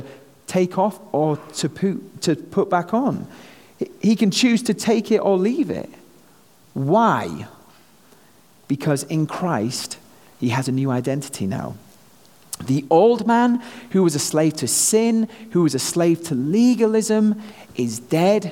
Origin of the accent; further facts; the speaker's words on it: North West England, United Kingdom; moved away as an adult; now in United States; me being a Brit here in the US. You know, back home, I'm just another Brit, but here, having this accent seems to serve me pretty well